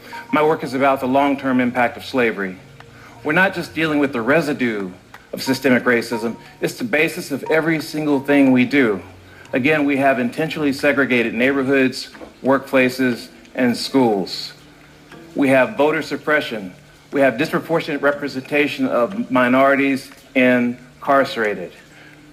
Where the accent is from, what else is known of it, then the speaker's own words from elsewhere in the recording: South Carolina, United States; Growing up in South Carolina, I would see Ku Klux Klan rallies occasionally